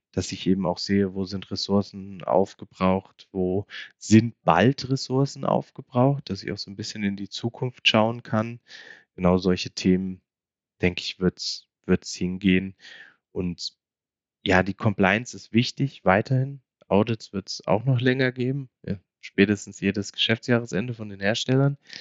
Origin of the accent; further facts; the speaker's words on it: Hesse, Germany; now in Munich, Germany; bin ich ja dann doch äh, noch gebürtiger Hesse